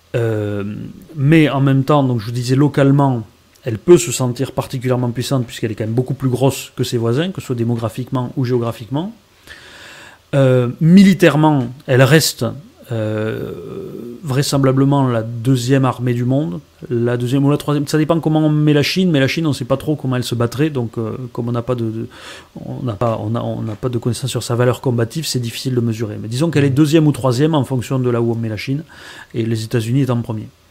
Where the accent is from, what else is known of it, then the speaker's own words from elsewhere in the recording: France; En tant que Français